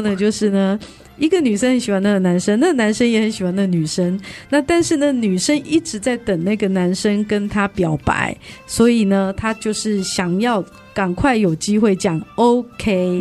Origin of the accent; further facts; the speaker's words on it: Tainan, Taiwan; moved away as an adult; also born or lived in Bali / Thailand; 回到我的故乡台南